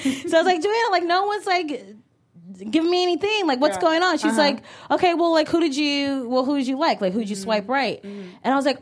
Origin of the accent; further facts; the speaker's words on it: Cleveland, Ohio, United States; I'm from Cleveland, Ohio. And he's like, LOL, no, what's your ethnicity? And I was like, black?